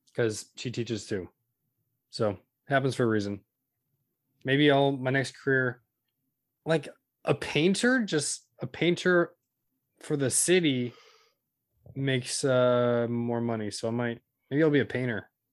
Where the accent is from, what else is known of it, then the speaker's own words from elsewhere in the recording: Modesto, California, United States; Modesto, so that's the Central Valley